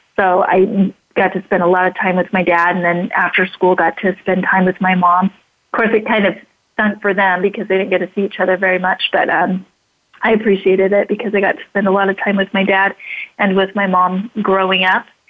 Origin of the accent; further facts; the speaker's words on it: Idaho Falls, Idaho, United States; I grew up in Idaho Falls, Idaho